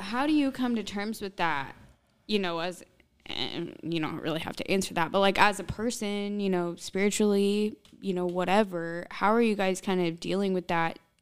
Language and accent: English; Southern Illinois, United States; Southern Illinois